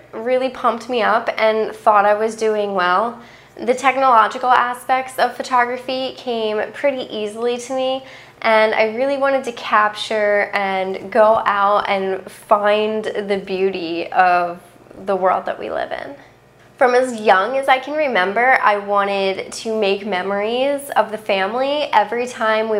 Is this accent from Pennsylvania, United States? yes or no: yes; outside of Philadelphia, Pennsylvania, United States; where I grew up outside of Philadelphia